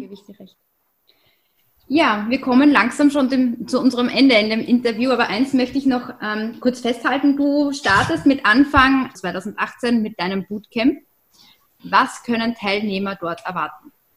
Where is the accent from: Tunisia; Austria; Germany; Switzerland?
Austria; bei uns in Österreich ist das auch nicht anders.